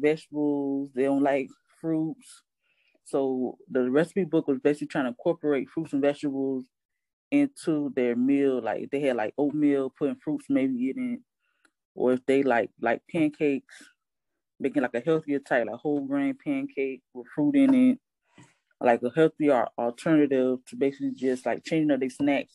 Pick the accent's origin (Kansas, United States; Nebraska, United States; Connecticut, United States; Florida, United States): Florida, United States; Hollywood; I was born and raised in Hollywood, Florida